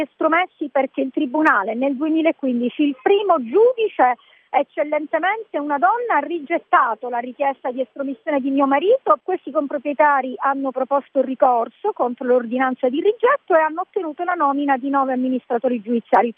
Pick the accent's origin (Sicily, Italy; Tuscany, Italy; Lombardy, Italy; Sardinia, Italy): Sicily, Italy; io ho voluto dare un contributo alla mia terra, la Sicilia